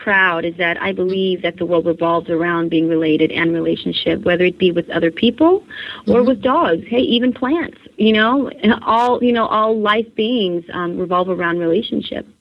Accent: California, United States; I was born and raised in California

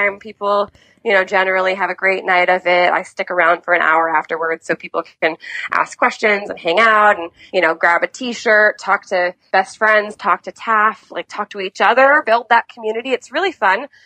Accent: New York City, New York, United States; I grew up in New York City

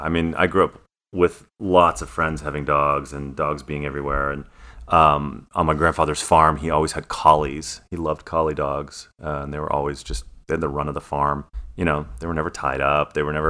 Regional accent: Ontario, Canada; Gosh, I would really like to see Bo up in where I grew up in Ontario, Canada

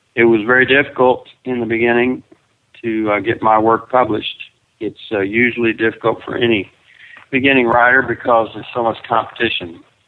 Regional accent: Perryton, Texas, United States; It's a nice little community where I grew up, and uh, it's where Chris and I came back to raise our kids.

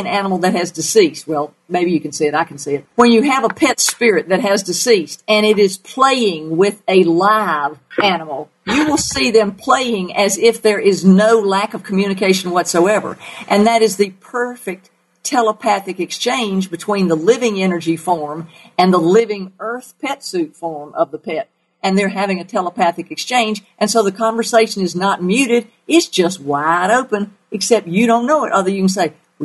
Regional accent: the South, United States; accent: southern; my southern accent

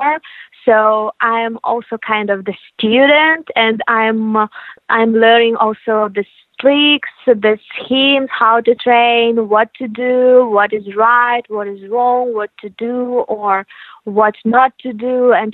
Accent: Ukraine; We are originally from Ukraine

